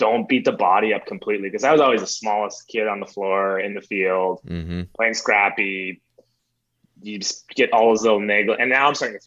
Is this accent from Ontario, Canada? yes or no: no; Calgary, Alberta, Canada; I grew up in Calgary, so we had the Roughnecks